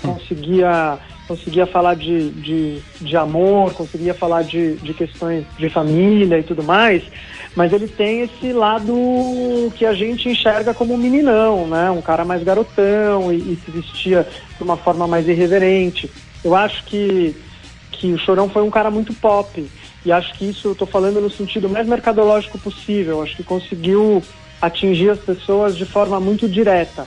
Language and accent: Portuguese; Santos, São Paulo, Brazil; não nasci em Santos, mas uhum. mudei para lá uhum. criança e acho que me encontrei também como ele, assim, na cidade